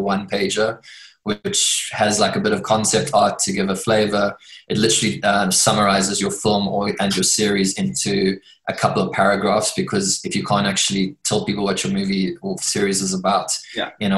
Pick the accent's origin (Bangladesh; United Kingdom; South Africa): South Africa; first language English; an English speaking South African of Scottish and Lebanese descent